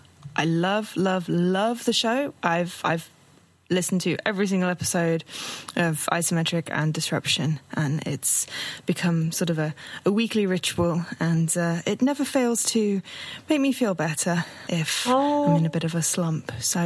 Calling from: London, United Kingdom; I'm hailing from London in the UK.

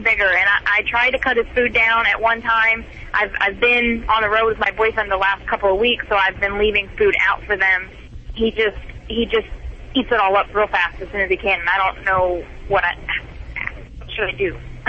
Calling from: Illinois, United States; I live in Chattanooga, but my boyfriend is a truck driver, and we're in Illinois right now.

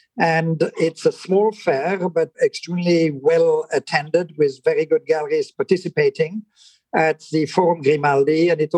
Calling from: Monaco; I am zooming in from Monaco.

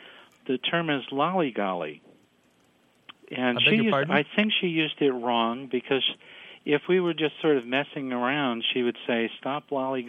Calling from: New York City, New York, United States; I'm calling from New York City today.

